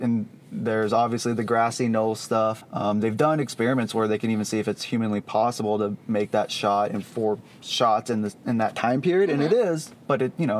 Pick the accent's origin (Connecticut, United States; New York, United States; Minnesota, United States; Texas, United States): Texas, United States; Dallas; So I grew up in the Dallas area